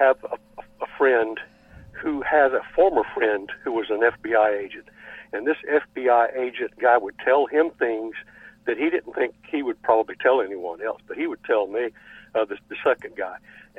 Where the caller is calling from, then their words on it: West Virginia, United States; I'm calling from West Virginia.